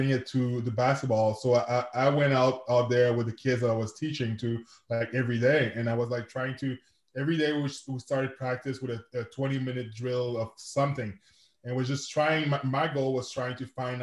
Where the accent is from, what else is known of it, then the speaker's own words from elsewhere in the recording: Quebec City, Quebec, Canada; first language French; English is a second language; I'm from Quebec City, Canada. I'm a francophone, so je parle français. That's my first language.